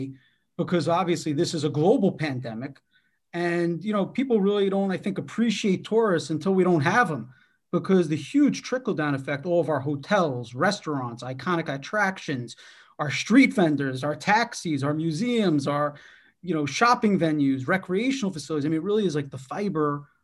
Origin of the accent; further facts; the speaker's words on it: New York City, New York, United States; as a New Yorker